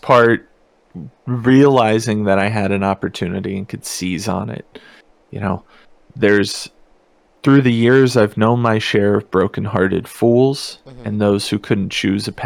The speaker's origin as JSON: {"language": "English", "region": "mountains of Virginia", "country": "United States", "tie": "born or raised there", "also_born_or_lived": "Kansas", "moved": "as an adult", "lives_now": "Bay Area, California, United States", "said": "I grew up, as I mentioned before, extremely small town in the mountains of Virginia"}